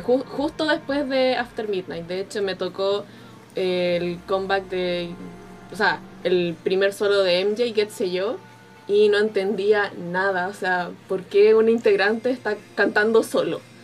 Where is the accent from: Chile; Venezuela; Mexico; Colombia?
Chile; Soy de Chile